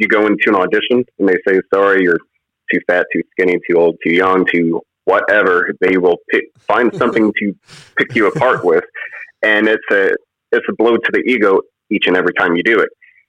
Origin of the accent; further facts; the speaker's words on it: Indiana, United States; growing up in Indiana, I come from a truck driving family.